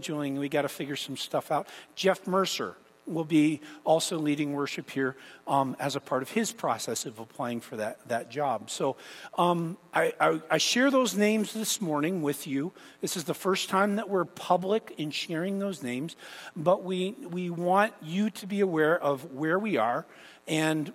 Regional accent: Canada; moved away; growing up in Canada

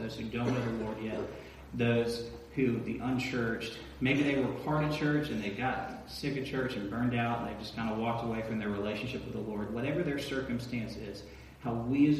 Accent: Atlanta, Georgia, United States; also born or lived in Athens, Georgia; I'm from Atlanta. I grew up there.

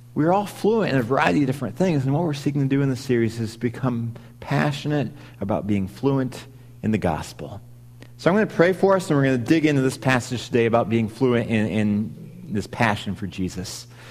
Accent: Missouri, United States; moved away as an adult; now in Wisconsin, United States; I grew up in Missouri, and so I didn't grow up around Packers mania, but I had recently moved to Wisconsin at that point

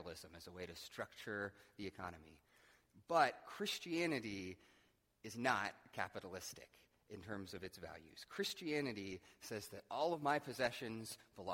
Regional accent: United States; I, as an American

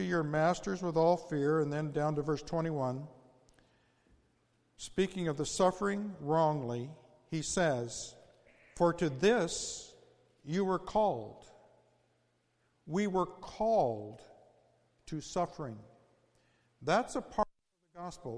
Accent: United States; as American Christians

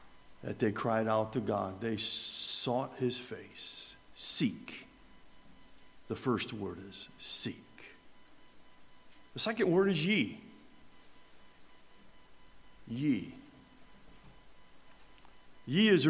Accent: Richfield Springs, New York, United States; now in Herndon, United States; growing up in Richfield Springs, New York

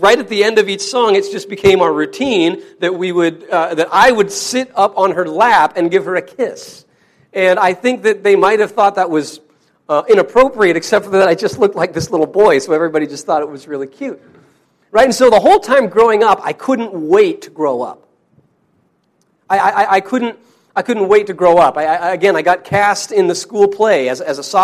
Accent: Wyoming, United States; my brother and I grew up in Wyoming

